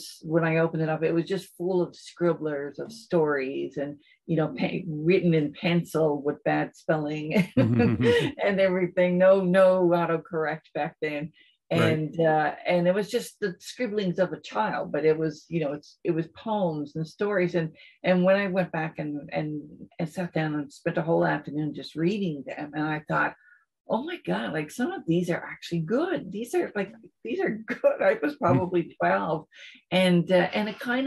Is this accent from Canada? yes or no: yes; St. John's, Newfoundland and Labrador, Canada; also born or lived in Edmonton; I was born in St. John's, raised in St. John's, pretty much stayed here.